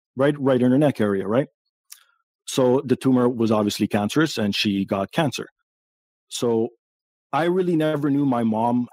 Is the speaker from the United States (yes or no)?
no; Toronto, Ontario, Canada; I was born here in Toronto, Canada. And my parents are immigrants from Portugal